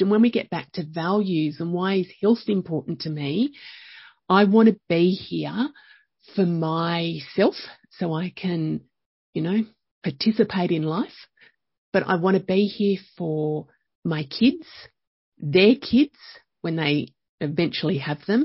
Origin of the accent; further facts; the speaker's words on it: Young, New South Wales, Australia; also born or lived in Penrith; I grew up, I was born in Penrith. We moved to Young when I was, I think, about four, and grew up there